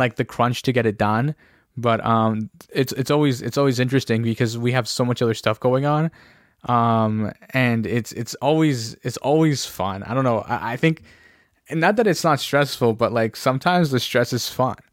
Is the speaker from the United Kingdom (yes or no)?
no; Ontario, Canada; we're from Ontario